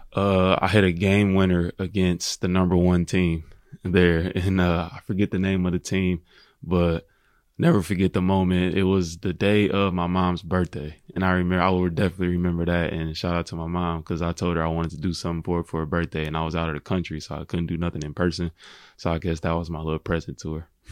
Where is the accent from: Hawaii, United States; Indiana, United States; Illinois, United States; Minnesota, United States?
Indiana, United States; Indianapolis; I grew up in Indianapolis. I was born and raised there.